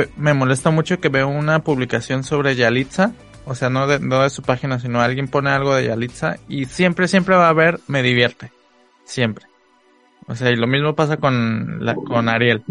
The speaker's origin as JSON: {"language": "Spanish", "region": "Guerrero", "country": "Mexico", "tie": "born or raised there", "moved": "yes", "lives_now": "Tijuana, Mexico", "said": "yo crecí, mi infancia la viví allá en Guerrero"}